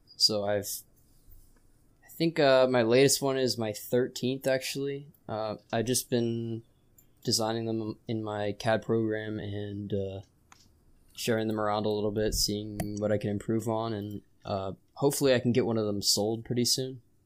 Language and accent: English; California, United States; I'm from California